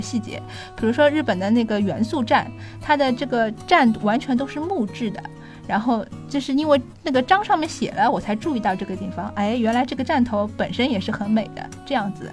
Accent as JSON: {"language": "Chinese", "region": "Shanghai", "country": "China", "said": "我们上海人"}